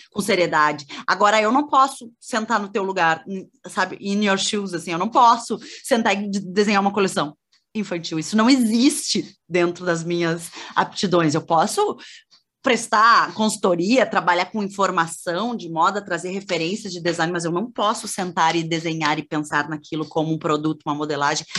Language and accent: Portuguese; Porto Alegre, Rio Grande do Sul, Brazil; also born or lived in Cruz Alta; Eu sou sou gaúcha, sou de, de Cruz Alta, que é uma cidade do interior do Rio Grande do Sul. Uhum. Minha família toda é de lá, mas é, eu na, quando eu nasci, os meus pais já moravam em Porto Alegre